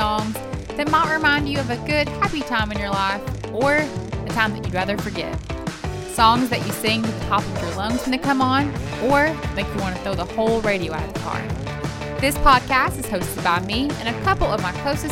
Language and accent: English; Knoxville, Tennessee, United States; I'm from Knoxville, Tennessee